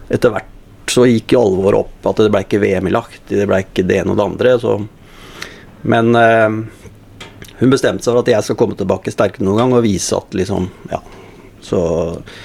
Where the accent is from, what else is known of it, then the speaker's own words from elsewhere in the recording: Skien, Telemark, Norway; moved away as an adult; now in Oslo, Norway; Vokste opp på, på Gulset, da, og så spilte fotball i Gulset